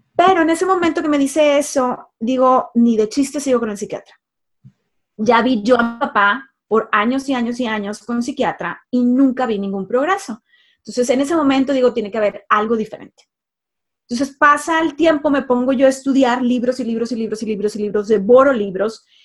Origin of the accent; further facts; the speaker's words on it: Monterrey, Nuevo León, Mexico; now in United States; soy mexicana, nacida en el norte de México, en Monterrey, México